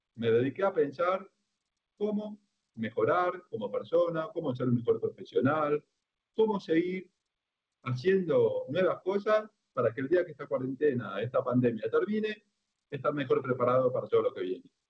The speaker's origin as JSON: {"language": "Spanish", "country": "Argentina", "said": "yo soy el único argentino ciego"}